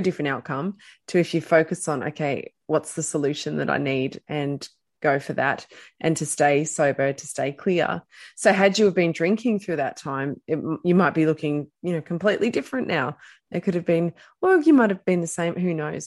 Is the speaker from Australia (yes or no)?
yes; Australia; we're Australian